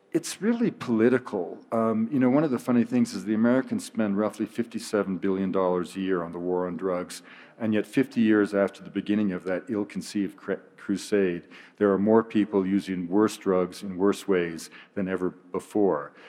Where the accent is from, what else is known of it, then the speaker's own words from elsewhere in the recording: British Columbia, Canada; I'm from British Columbia.